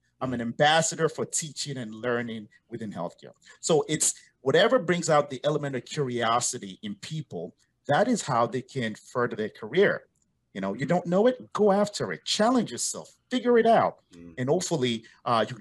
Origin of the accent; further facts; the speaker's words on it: New Jersey, United States; moved away; also born or lived in West Africa / Europe; Born in West Africa, grew up in the States, in New Jersey, to be specific.